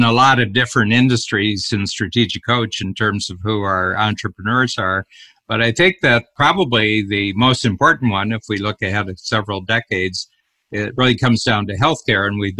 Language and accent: English; Cleveland, Ohio, United States; now in Toronto, Canada; I was born in Cleveland and I've done my major entrepreneurial work in Toronto.